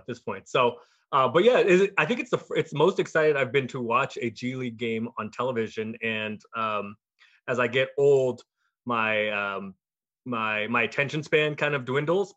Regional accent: Portland, Oregon, United States; I'm from Portland, and I am flying back to Portland from DC

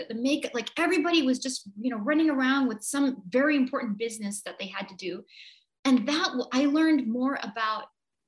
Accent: New York, United States; moved away; also born or lived in Vancouver, Canada / Montreal, Canada / Toronto, Canada; predominantly New York, born and raised. And then mm-hmm. the rest of it was mostly Vancouver, Canada.

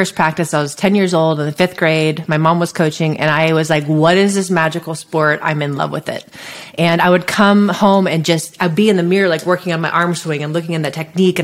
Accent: Santa Cruz, California, United States; I grew up near Santa Cruz, which is a beach town in Northern California

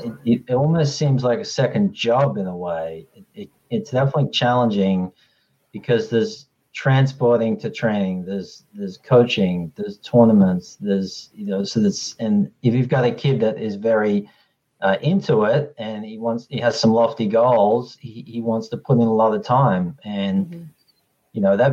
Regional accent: Australia; how I grew up with tennis in Australia is a little different than how it's structured over here.

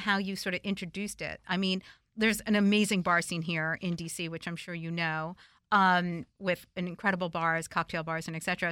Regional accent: New Jersey, United States; now in Washington, D.C., United States; my childhood, you know, growing up in New Jersey

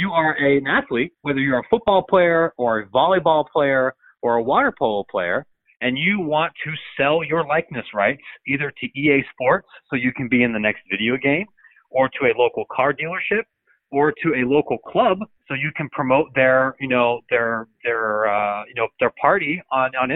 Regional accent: Illinois, United States; my home state here of Illinois.

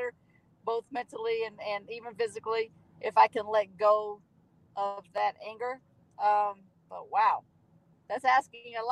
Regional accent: Southern West Virginia, United States; I'm from Southern West Virginia

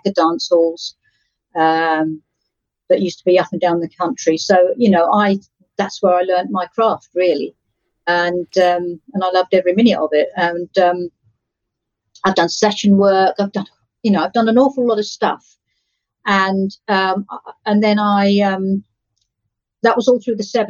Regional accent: Essex, East of England, United Kingdom; I come from Essex, the county of Essex

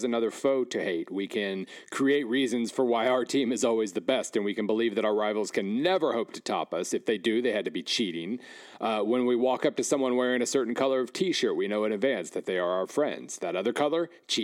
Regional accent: Weatherford, Oklahoma, United States; moved away; In my hometown of Weatherford, for instance, about an hour west of Oklahoma City

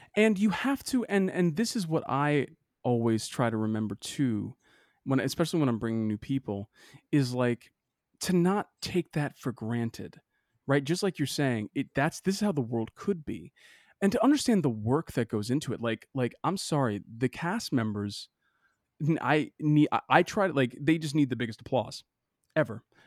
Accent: Boston, Massachusetts, United States; I'm from Boston

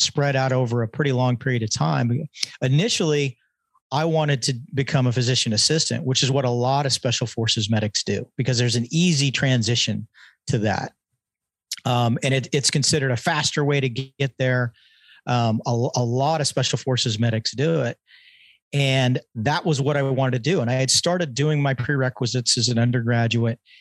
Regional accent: Tehachapi, California, United States; also born or lived in Redondo Beach, California; spent my formative years in a really, uh, small town called Tehachapi, California

